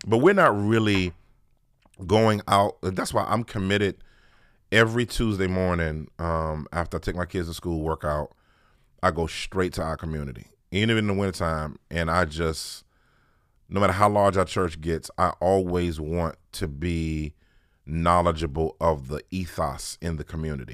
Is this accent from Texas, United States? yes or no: no; Washington, District of Columbia, United States; born and bred in Washington, D C. Uh, really actual Washington, D C, not like Maryland or Virginia